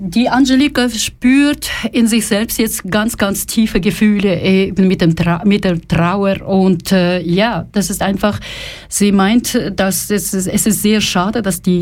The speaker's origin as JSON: {"language": "Russian", "region": "Kyiv", "country": "Ukraine", "tie": "born or raised there", "moved": "yes", "lives_now": "Zurich, Switzerland", "said": "Я родом с Украины"}